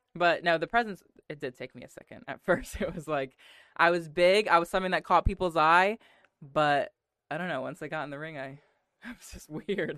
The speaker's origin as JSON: {"language": "English", "region": "Connecticut", "country": "United States", "also_born_or_lived": "Kentucky", "moved": "as an adult", "said": "I'm from Connecticut"}